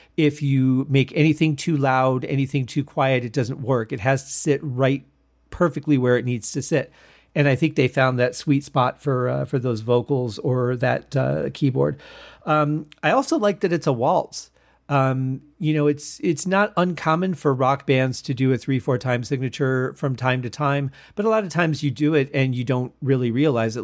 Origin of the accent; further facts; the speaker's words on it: Michigan, United States; now in Las Vegas, United States; I grew up in Michigan